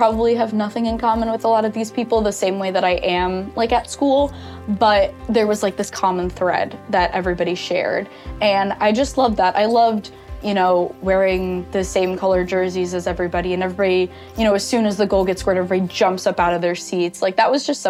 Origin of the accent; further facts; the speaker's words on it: Long Island, New York, United States; I am from Long Island, New York. I grew up a Rangers fan and a Mets fan